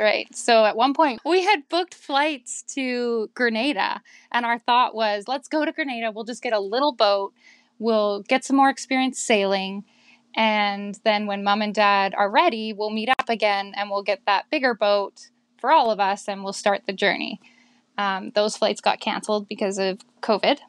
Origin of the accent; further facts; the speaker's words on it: Victoria, British Columbia, Canada; I am from Victoria in Canada.